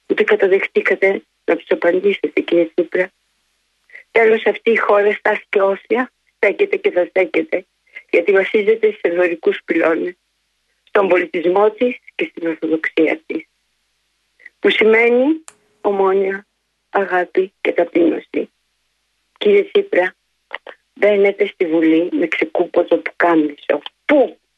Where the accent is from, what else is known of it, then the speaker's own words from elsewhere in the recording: Greece; Δεν είμαστε μετανάστε στην πατρίδα μας. Είμαστε Έλληνες και ερχόμαστε από πολύ μακριά.